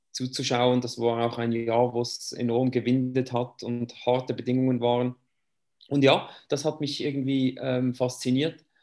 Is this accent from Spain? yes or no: no; Switzerland; Ja, den Namen sage ich jetzt nicht mehr … Ich komme aus der Schweiz. Äh, das muss ich wohl nicht erklären, das hört man ja ähm, ein bisschen.